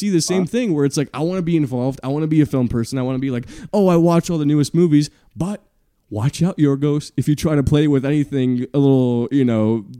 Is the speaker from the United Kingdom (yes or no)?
no; Montreal, Quebec, Canada; my hometown. Just, I walk by there every day. Montreal, Canada, Quebec.